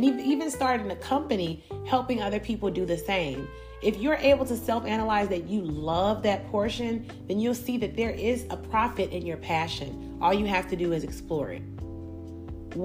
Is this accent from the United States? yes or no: yes; Chicago, Illinois, United States; I grew up in Chicago